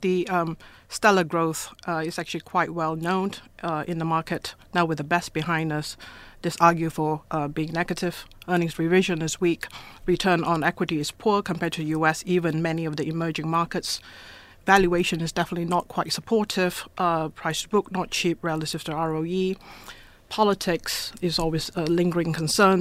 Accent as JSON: {"language": "English", "town": "Ipoh", "region": "Perak", "country": "Malaysia", "tie": "born or raised there", "moved": "yes", "lives_now": "Hong Kong", "said": "I was born in Ipoh, same town in Malaysia as Michelle Yeoh"}